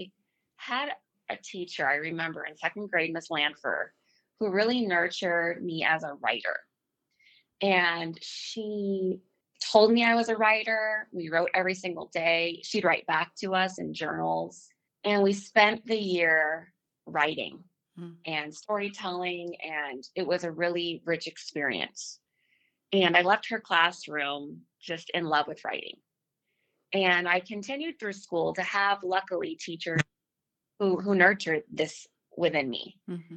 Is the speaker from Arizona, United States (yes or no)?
yes; Phoenix, Arizona, United States; moved away as an adult; now in Austin, United States; I was born and raised in Phoenix, Arizona